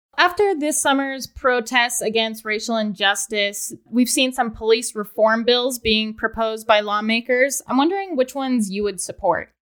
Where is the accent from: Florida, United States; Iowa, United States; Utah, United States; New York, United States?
Utah, United States; Layton; I am also from Layton